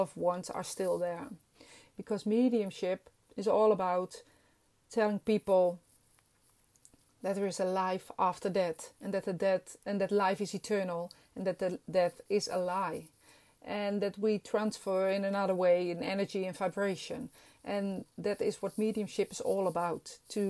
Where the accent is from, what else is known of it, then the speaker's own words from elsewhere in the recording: Netherlands; English is a second language; I'm Dutch and this is not my first language